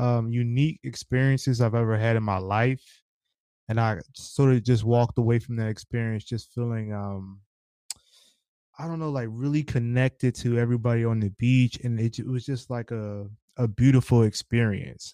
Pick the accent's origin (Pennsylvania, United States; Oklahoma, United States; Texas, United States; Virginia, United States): Pennsylvania, United States; Philadelphia; I'm from Philly